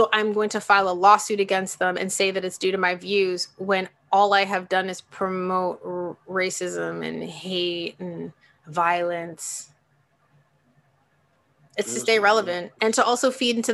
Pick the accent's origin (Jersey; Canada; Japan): Canada; I'm Canadian